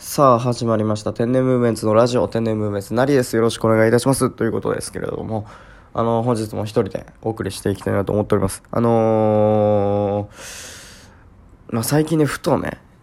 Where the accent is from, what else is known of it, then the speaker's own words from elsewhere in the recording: Shimane, Japan; 私の地域でね、まあ、島根県